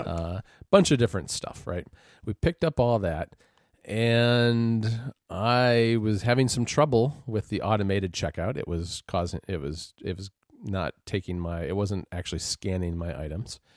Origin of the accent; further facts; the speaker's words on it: United States; as an American